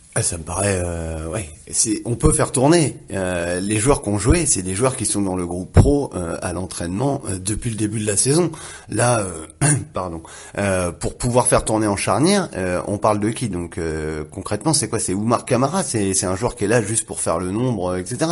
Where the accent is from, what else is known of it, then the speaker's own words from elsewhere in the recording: Le Havre, Normandy, France; je viens du Havre